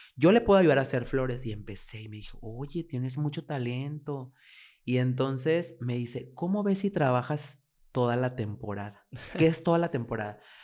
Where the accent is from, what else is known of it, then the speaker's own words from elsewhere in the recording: Francisco I. Madero, Coahuila, Mexico; now in Torreón, Mexico; yo soy originario de un ejido. Eh, el ejido se llama La Pinta y pertenece a Francisco y Madero Coahuila